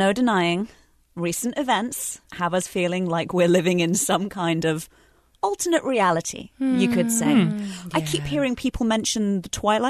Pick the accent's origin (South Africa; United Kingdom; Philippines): United Kingdom; moved away; my home country, we've got a few television channels.